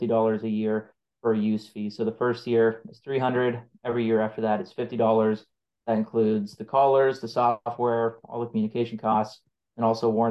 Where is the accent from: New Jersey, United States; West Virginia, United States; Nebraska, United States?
Nebraska, United States; North Central; I grew up ranching in North Central Nebraska